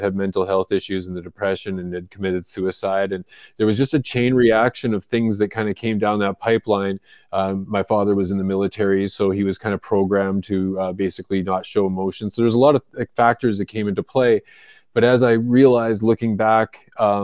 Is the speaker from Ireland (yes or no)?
no; just outside of Vancouver, British Columbia, Canada; moved away as an adult; also born or lived in Florida, United States; I was born and raised in Canada, in just outside of Vancouver, British Columbia